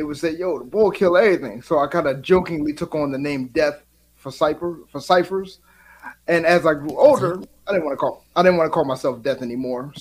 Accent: Philadelphia, Pennsylvania, United States; I'm from Philadelphia

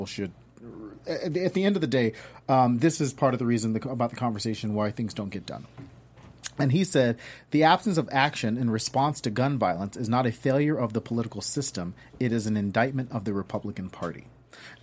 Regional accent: the South, United States; I grew up in the South.

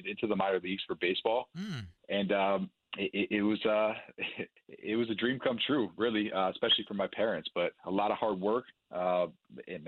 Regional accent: Buffalo, New York, United States; we grew up in Buffalo, New York

